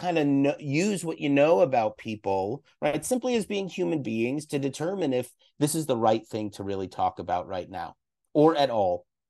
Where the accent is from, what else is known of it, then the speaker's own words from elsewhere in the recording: East Coast, United States; moved away; growing up on the East Coast.